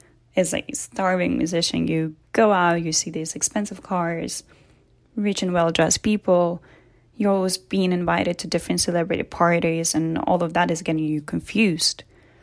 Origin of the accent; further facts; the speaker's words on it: Germany; born there; I'm an actor, singer, and classically trained pianist. I was born in Germany, but my mom is Russian and my father is from Canada.